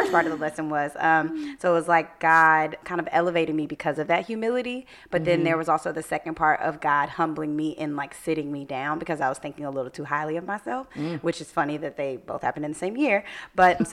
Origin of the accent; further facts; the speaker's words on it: Atlanta, Georgia, United States; now in Washington, D.C., United States; my good friend John Wood that I grew up with in Atlanta